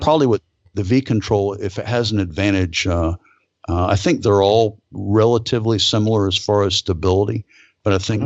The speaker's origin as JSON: {"language": "English", "town": "Fort Pierce", "region": "Florida", "country": "United States", "tie": "born or raised there", "also_born_or_lived": "Palm Beach, Florida / Saudi Arabia", "said": "I was born actually in the city I live in now, Fort Pierce"}